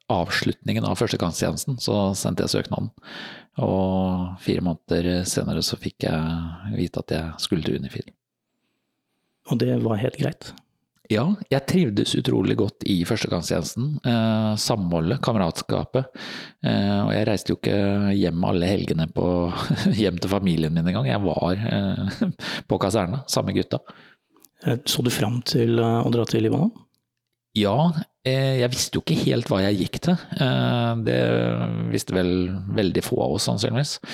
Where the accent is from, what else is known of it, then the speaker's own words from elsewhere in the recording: Fredrikstad, Østfold, Norway; Og jeg er jo fra Fredrikstad, så det var 15 minutter å sykle til, eh, til kaserna.